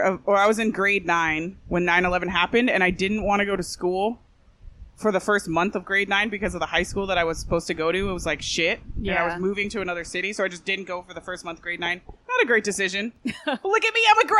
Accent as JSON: {"language": "English", "country": "Canada", "said": "I'm from Canada"}